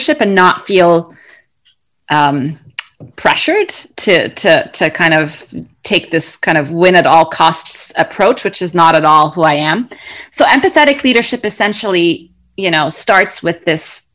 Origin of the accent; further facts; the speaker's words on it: Cairo, Cairo Governorate, Egypt; moved away; also born or lived in Kuwait / United Arab Emirates; So I grew up, I'm originally from Egypt. I grew up in Cairo and around the Middle East. So we were in Kuwait